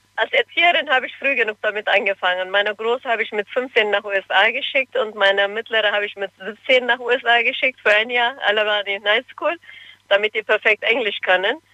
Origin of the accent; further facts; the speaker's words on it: Cologne, North Rhine-Westphalia, Germany; also born or lived in Turkey; Ich bin in Köln aufgewachsen